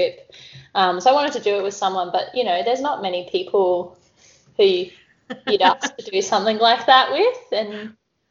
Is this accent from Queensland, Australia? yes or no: yes; Cairns, Queensland, Australia; I grew up in the, you know, in the wet tropics next to the reef up here in Cairns